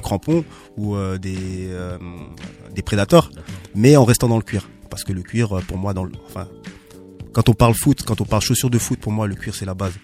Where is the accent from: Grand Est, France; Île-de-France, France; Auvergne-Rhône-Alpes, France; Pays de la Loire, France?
Grand Est, France; Strasbourg; also born or lived in Bischheim; j'ai vécu au Gerbaden à, à Bischheim. Donc je suis un mec disons entre guillemets de quartier. j'ai grandi au Neuf et puis j'ai vécu également à l'Elzo.